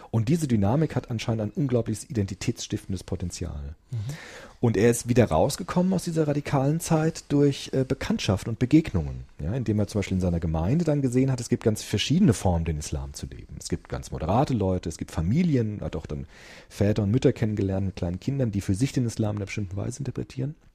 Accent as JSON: {"language": "German", "country": "Germany", "said": "weil ich bin ja Deutsche, ich habe einen deutschen Pass, um Gottes Willen"}